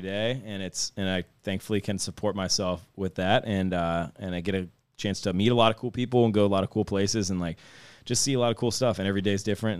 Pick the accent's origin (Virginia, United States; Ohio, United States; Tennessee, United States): Ohio, United States; Youngstown; I grew up in Youngstown area